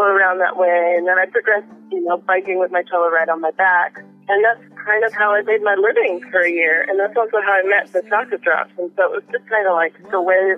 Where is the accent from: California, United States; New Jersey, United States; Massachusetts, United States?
New Jersey, United States; Maplewood; moved away as an adult; also born or lived in Queens, New York / Brooklyn, New York; now in New Orleans, United States; I'm from New York. I was born in Queens, raised in Maplewood, New Jersey